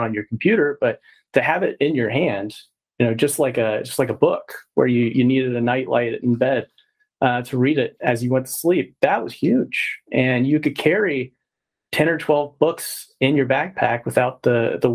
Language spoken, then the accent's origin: English; Texas, United States; I'm from Texas as well